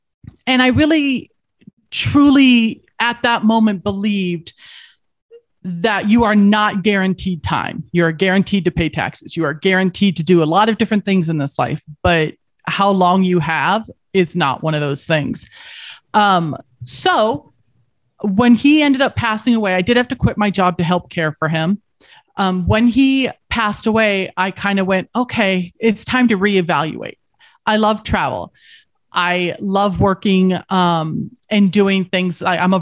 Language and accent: English; Colorado, United States; So I grew up in Colorado and I didn't. I'm a SoCal girl.